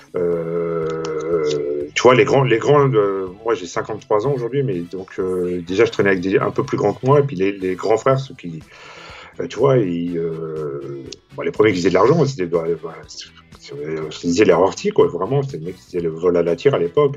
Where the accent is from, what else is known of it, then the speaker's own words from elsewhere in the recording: Saint-Denis, Île-de-France, France; moi, j'ai grandi à Saint-Denis